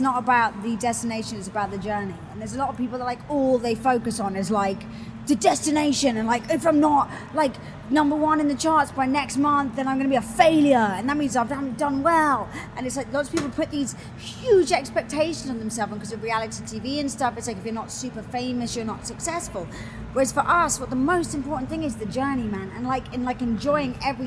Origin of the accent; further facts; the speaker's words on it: London, United Kingdom; moved away as an adult; now in Los Angeles, United States; I'm from London.